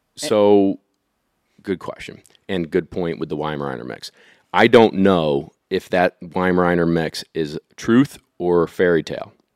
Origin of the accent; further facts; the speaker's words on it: Syracuse, New York, United States; I grew up in the suburbs of Syracuse